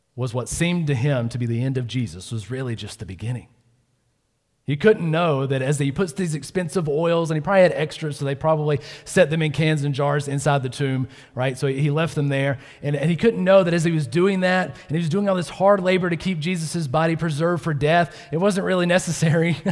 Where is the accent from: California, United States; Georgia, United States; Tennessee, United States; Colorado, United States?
Georgia, United States; I was born in Georgia